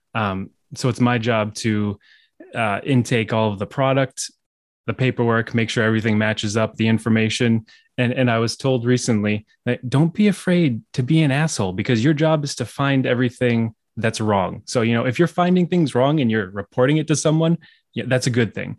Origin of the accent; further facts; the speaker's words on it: Manchester, New Hampshire, United States; moved away as an adult; now in Massachusetts, United States; I grew up in Manchester, New Hampshire, uh, so I haven't traveled too far.